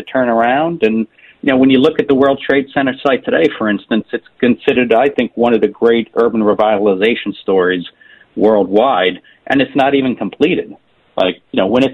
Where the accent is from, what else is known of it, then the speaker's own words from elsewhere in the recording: New York City, New York, United States; I'm a lifelong New Yorker, born and raised in Queens. I live in Queens, been here my entire life.